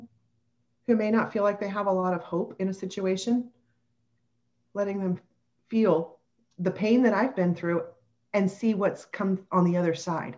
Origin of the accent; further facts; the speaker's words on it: Kentucky, United States; we're both from Kentucky. Our families, you know, live near one another